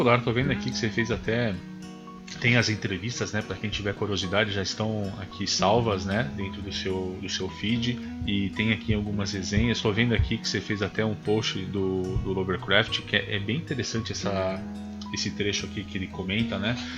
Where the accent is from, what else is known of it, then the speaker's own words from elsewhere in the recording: Brazil; accent: caipira; moved away; Eu sou do interior, não tô no interior agora, infelizmente, mas eu sempre fui do interior